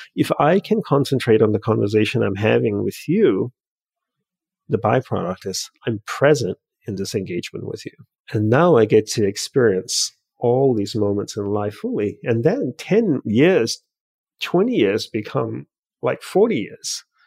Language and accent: English; Australia; also born or lived in Hawaii; now in United States; I grew up in Australia, and instead of going back to Australia, I moved from Hawaii to the mainland U S.